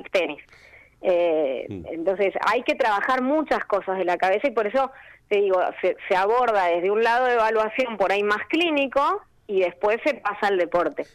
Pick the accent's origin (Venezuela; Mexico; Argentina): Argentina; Neuquén; also born or lived in Cipolletti, Río Negro / Buenos Aires / Spain; yo soy de Neuquén